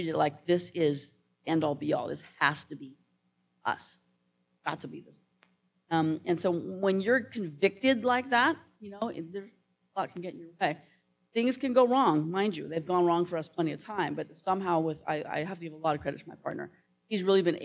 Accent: United States; I'm American, female, and 5'2".

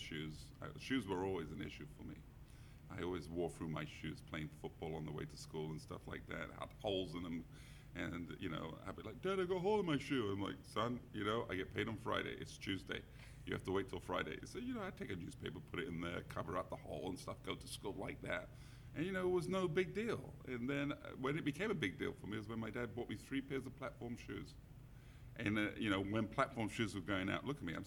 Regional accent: London, United Kingdom; now in San Francisco, United States; I grew up in around Wembley, where the big soccer stadium is

